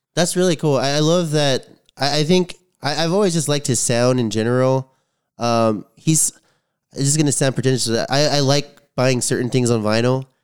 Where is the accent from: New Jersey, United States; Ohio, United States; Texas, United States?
Texas, United States; San Antonio; growing up in San Antonio